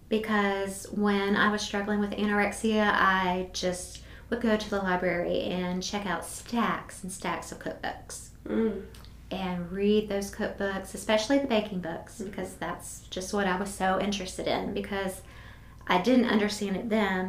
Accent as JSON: {"language": "English", "country": "United States", "said": "I'm in this weird place as an American in this country"}